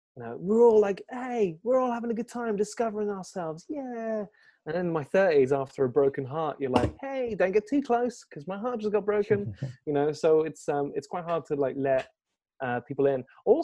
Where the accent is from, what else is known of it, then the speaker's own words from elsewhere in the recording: France; born there; English is a second language; I was born in France, but I lived in a few different countries and stuff like that.